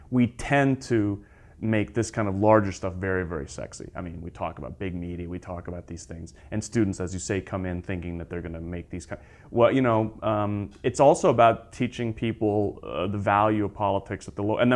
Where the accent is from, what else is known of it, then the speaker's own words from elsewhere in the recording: United Kingdom; also born or lived in United States; I'm from the United States. I grew up in Britain.